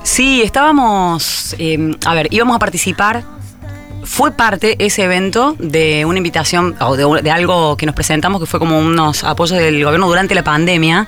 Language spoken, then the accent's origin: Spanish; Córdoba, Argentina; also born or lived in Zárate, Buenos Aires; nací en Zárate, pero me fui a los cuatro años a Córdoba